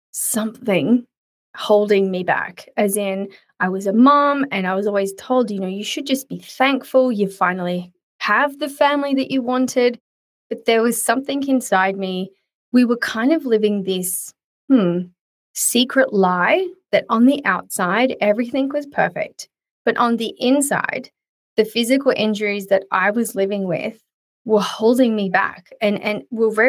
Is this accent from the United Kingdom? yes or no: no; south of Sydney, New South Wales, Australia; we are south of Sydney.